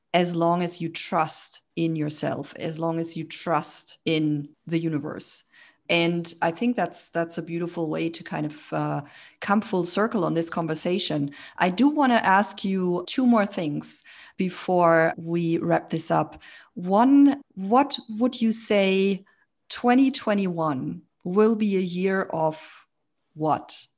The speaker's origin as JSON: {"language": "English", "country": "Germany", "tie": "born or raised there", "said": "I grew up in Germany. I was born and raised in Germany"}